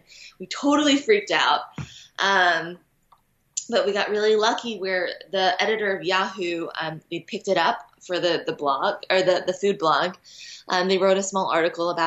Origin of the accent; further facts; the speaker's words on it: United States; growing up in the Western world in America